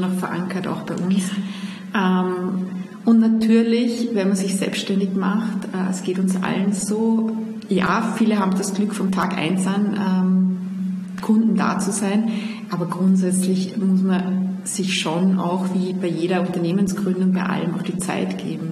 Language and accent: German; Salzburg, Austria; also born or lived in Vienna; ich pendel ja zwischen Wien und meiner Heimat in Salzburg